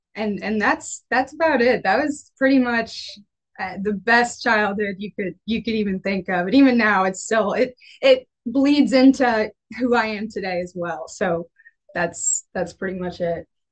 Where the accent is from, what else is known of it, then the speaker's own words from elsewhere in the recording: New Smyrna Beach, Florida, United States; I was born and raised pretty much in New Smyrna Beach, Florida uh, lived here my whole life